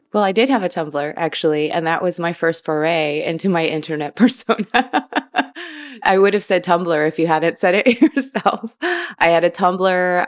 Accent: Chicago, Illinois, United States; I was born and raised in Chicago, Illinois.

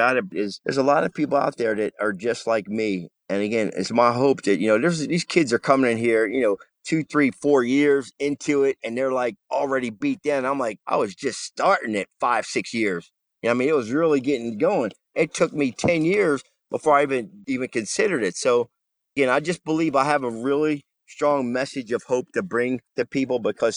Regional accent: New Jersey, United States; I'm a vet born and raised in Jersey.

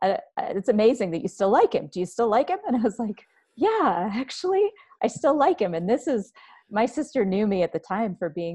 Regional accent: Washington, District of Columbia, United States; born there; now in Helena, United States; And I was actually born in Washington, D.C., but we moved around a lo

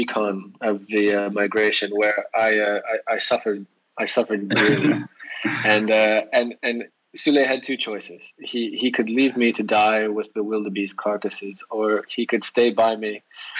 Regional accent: United States; moved away as an adult; now in Netherlands; I'm from the United States originally, but I live in Holland. I've lived here for about 10 years

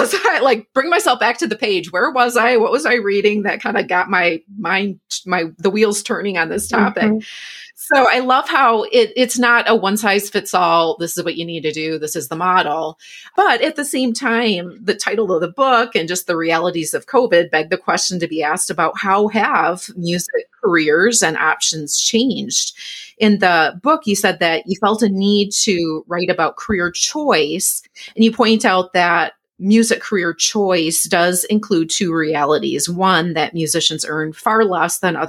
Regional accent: Michigan, United States; moved away; my home state of Michigan

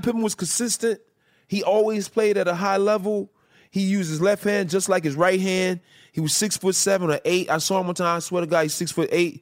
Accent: Chicago, Illinois, United States; moved away; I'm from Chicago originally

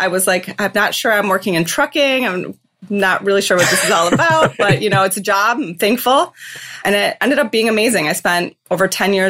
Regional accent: just outside of Detroit, Michigan, United States; moved away as an adult; also born or lived in Chicago / San Francisco area; now in San Francisco, United States; I grew up just outside of Detroit. I'm a Michigan State Spartan.

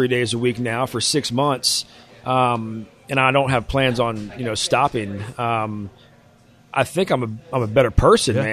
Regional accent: West Virginia, United States; I'm from West Virginia. We ate ramps when I was young because they grew in the backyard

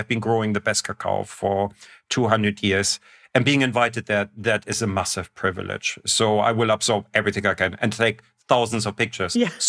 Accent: Germany; I'm coming from the Northern Hemisphere, and from Germany, where it's always minus 10 or 15 in the winter. There's no cacao plant anywhere near there.

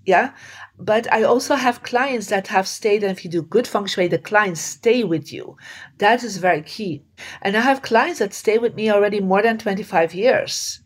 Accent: Belgium; I come from Belgium and in Belgium you don't

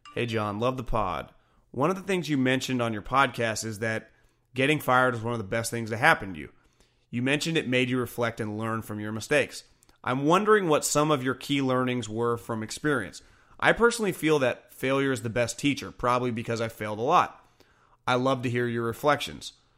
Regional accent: California, United States; also born or lived in Northeast United States; I'm from California

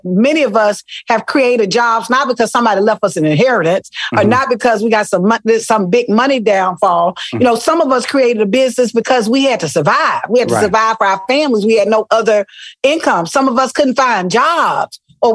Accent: Selma, Alabama, United States; also born or lived in Mobile, United States; Listen, I am from Selma, Alabama. Mobile. Ooh. I spent part of my life in Mobile on the coast. And then the majority of my life in a little city called Selma.

